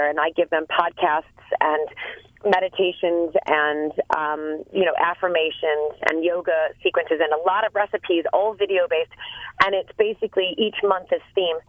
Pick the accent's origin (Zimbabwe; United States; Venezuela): United States; accent: American; now in England, United Kingdom; my American accent.